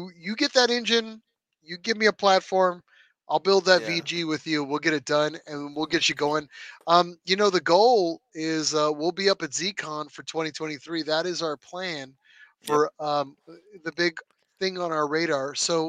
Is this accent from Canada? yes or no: yes; Canada; People think I'm slow because I'm from Canada, eh?